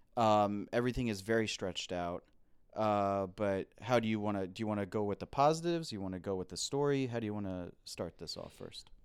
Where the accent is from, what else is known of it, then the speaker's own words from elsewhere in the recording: United States; We're American.